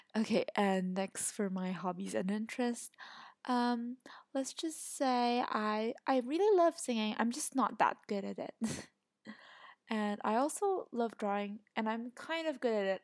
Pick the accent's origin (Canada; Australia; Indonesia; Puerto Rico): Indonesia; My ethnicity is Chinese, and I come from Indonesia